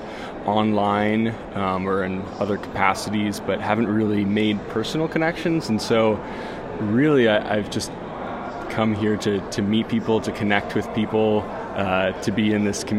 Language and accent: English; Durango, Colorado, United States; I'm from Durango, Colorado